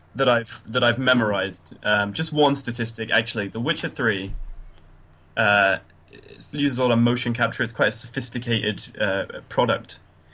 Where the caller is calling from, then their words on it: Derby, East Midlands, United Kingdom; I'm calling from Derby, sunny Derby.